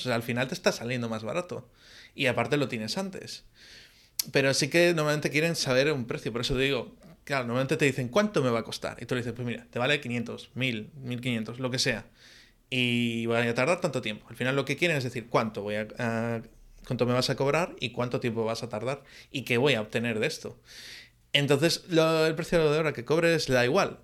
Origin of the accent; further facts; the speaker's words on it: Galicia, Spain; soy muy gallego también